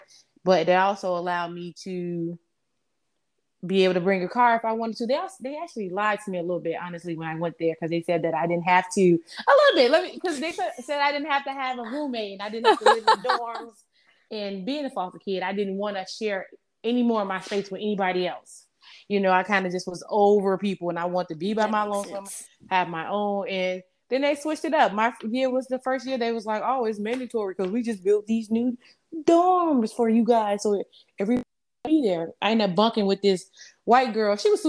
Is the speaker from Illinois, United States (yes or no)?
yes; Chicago, Illinois, United States; I grew up on the west side of Chicago. And, well, a little bit of everywhere, to be honest. But I guess the bulk of my years was spent on the west side of Chicago. I grew up on the south side, suburbs, east side.